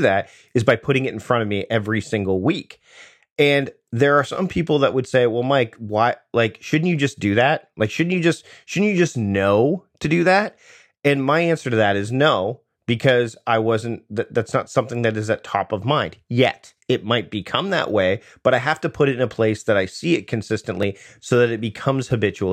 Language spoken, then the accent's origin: English; Southern Ontario near Toronto, Canada; I grew up in Southern Ontario near Toronto